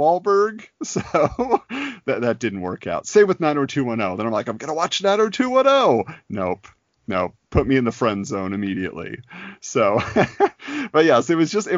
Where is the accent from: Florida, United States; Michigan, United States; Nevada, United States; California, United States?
California, United States; Southern; I was growing up in Southern California. So that was my base of operations from birth until college.